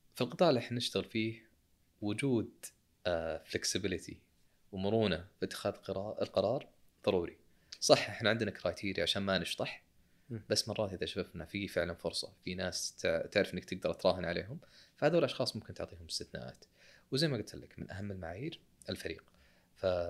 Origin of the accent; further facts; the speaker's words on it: Saudi Arabia; عندنا في السعوديه شركه اسمها كيورا